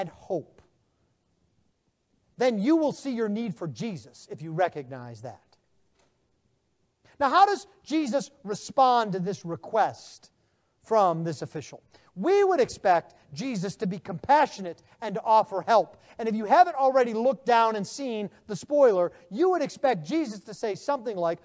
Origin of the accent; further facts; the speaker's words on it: United States; being American